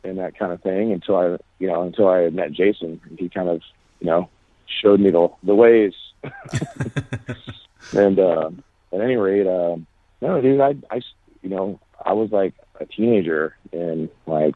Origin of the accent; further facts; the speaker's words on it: Midwest, United States; growing up in the Midwest. You know, we're kind of isolated out there.